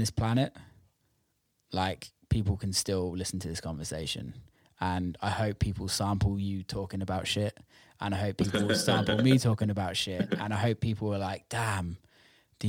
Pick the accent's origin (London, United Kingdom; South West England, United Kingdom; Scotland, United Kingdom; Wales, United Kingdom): South West England, United Kingdom; Bristol; also born or lived in Amsterdam, Netherlands; I'm from Bristol in the UK